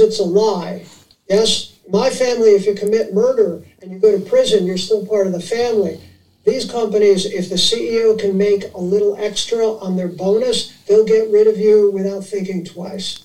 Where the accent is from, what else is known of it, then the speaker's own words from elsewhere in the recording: New York City, New York, United States; I grew up in Manhattan